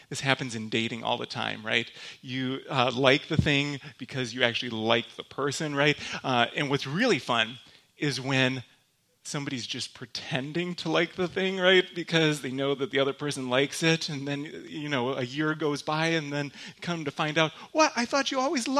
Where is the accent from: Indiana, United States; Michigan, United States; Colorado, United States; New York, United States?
Michigan, United States; accent: Michigander; now in Grand Rapids, United States; I'm from Michigan. In case anybody was wondering, that's where I'm actually from. I have a very thick Michigander accent